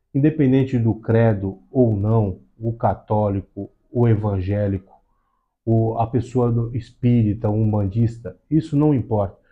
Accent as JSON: {"language": "Portuguese", "country": "Brazil", "tie": "born or raised there", "said": "Eu sou nascido e criado aqui na Zona Noroeste"}